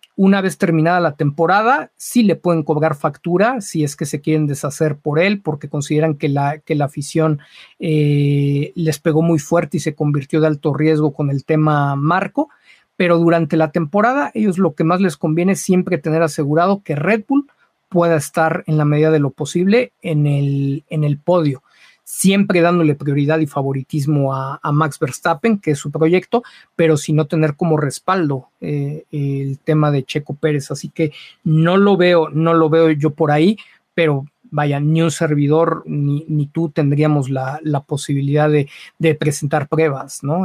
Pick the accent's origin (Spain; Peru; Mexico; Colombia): Mexico; como mexicanos